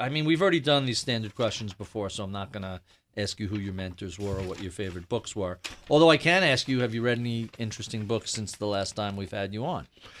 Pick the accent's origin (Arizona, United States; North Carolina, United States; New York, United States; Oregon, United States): New York, United States; maybe this is home country bias here for me as a New Yorker